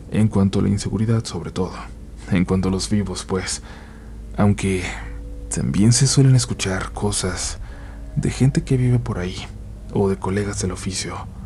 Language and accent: Spanish; Aguascalientes, Mexico; Soy un conductor de Uber de Aguascalientes.